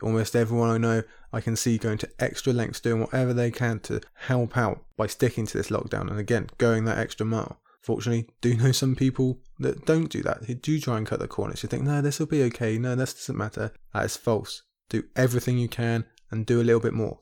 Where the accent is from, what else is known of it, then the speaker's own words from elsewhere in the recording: United Kingdom; my home country over here in the U K